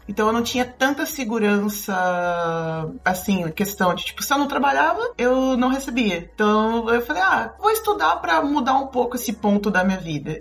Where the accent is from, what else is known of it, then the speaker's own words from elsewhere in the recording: Brazil; moved away as an adult; also born or lived in Blumenau / Curitiba; now in Porto, Portugal; eu saí do Brasil